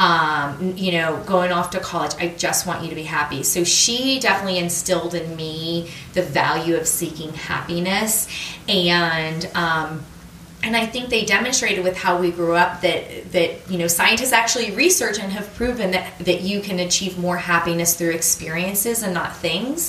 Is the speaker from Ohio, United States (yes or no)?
yes; Austintown, Ohio, United States; moved away as an adult; also born or lived in Michigan; now in Washington, D.C., United States; I was born in Northeast Ohio, a suburb of Youngstown, Ohio, called Austintown, and um, I lived there